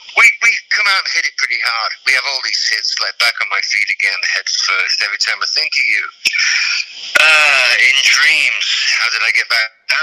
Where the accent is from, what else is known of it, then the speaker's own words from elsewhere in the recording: United Kingdom; And being British